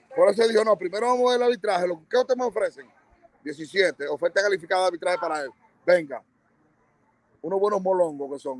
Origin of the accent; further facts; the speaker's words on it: Bonao, Monseñor Nouel, Dominican Republic; Y Bonao, mi pueblo, siempre.